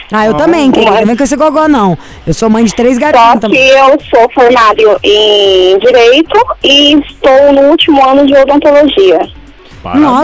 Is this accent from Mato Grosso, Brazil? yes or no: yes; Rondonópolis, Mato Grosso, Brazil; Eu sou de Rondonópolis, sou brasileira.